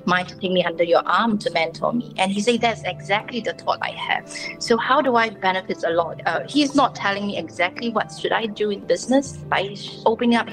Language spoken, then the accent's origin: English; Sabah, Malaysia; also born or lived in Perak, Malaysia; now in Singapore; I was actually born in Perak, but growing up in Sabah because of my family, they had business there.